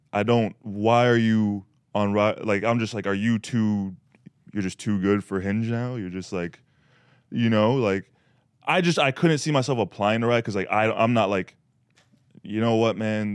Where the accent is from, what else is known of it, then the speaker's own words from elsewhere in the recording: Canada; I'm Canadian